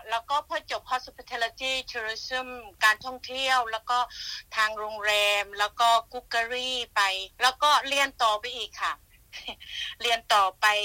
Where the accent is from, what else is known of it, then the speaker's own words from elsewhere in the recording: Buriram, Thailand; moved away as an adult; also born or lived in Ko Samui, Thailand / Songkhla, Thailand; now in Melbourne, Australia; บ้านเกิดมาจากบุรีรัมย์อะ